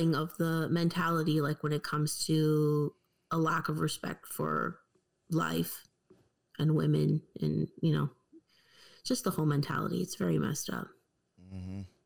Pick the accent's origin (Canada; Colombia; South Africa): Canada; me growing up in Canadian school